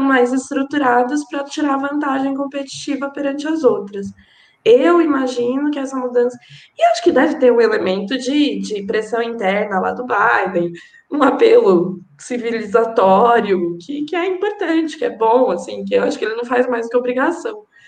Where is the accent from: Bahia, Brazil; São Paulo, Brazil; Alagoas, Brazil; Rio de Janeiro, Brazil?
São Paulo, Brazil; eu não sou nem carioca, nem fluminense, é, sou aqui de São Paulo